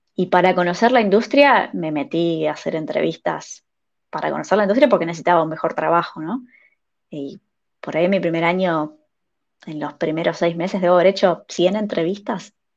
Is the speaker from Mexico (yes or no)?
no; Mar del Plata, Buenos Aires Province, Argentina; moved away as an adult; now in Finland; soy de Mar del Plata, una ciudad de Argentina que está en la playa. Es como la ciudad más grande, destino turístico de playa del país. Así que crecí en, un clima de verano